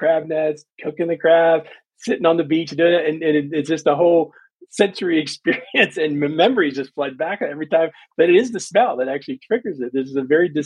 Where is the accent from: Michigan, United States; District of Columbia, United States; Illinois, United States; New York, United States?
District of Columbia, United States; Washington; growing up where I grew up in Washington, D.C.